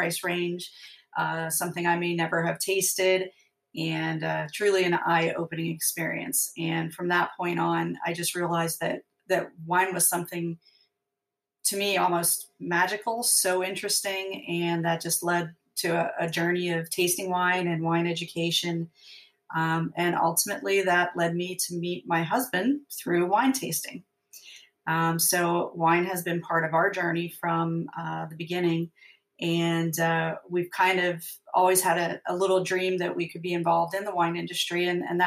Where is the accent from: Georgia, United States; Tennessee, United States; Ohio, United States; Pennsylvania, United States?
Pennsylvania, United States; moved away as an adult; also born or lived in San Antonio, Texas; now in Texas, United States; I'm originally from Pennsylvania, and I was living outside of the Philadelphia area